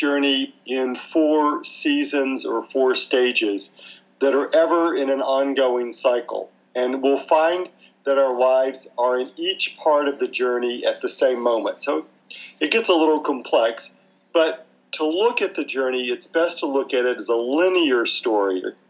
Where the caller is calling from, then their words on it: Victoria, Australia; We're talking today from Victoria, Australia, and it is very cold.